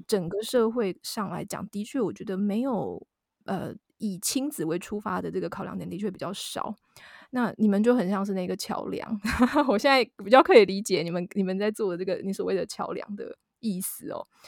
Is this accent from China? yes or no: no; southern Taiwan, Taiwan; moved away; 我是南部人